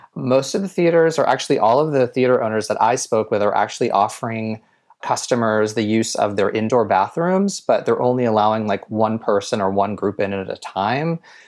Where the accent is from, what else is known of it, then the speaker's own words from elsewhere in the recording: Ventura, California, United States; There used to be one in the town that I grew up in Ventura, which is about an hour north of LA.